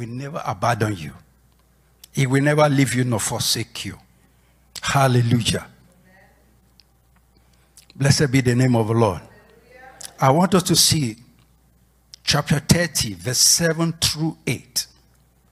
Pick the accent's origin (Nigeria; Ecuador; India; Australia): Nigeria; moved away as an adult; when I was away from Nigeria